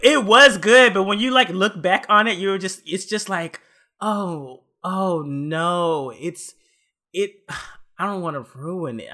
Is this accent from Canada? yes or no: no; Texas, United States; moved away; I'm from Texas, so, like, I'm used to the heat